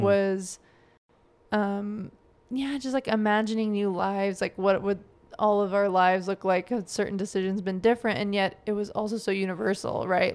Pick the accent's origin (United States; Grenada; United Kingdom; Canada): United States; Joplin, Missouri; moved away as an adult; also born or lived in New Jersey / Japan / Arkansas; growing up in Joplin